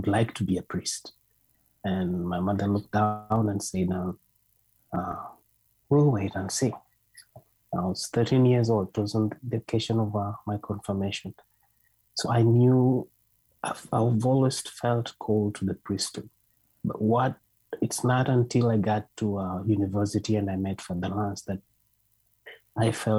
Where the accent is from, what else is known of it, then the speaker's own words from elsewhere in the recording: Kenya; moved away; I'm from Kenya.